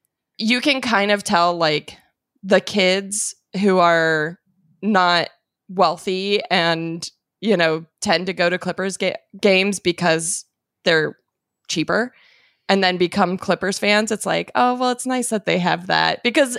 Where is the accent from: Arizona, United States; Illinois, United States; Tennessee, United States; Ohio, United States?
Arizona, United States; Phoenix; now in Los Angeles, United States; I'm from Phoenix and my first team was the Suns.